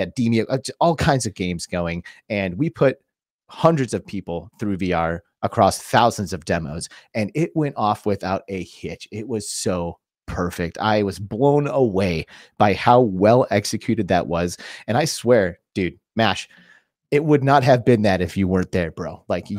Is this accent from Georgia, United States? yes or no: no; Phoenix, Arizona, United States; You were in our hometown, baby.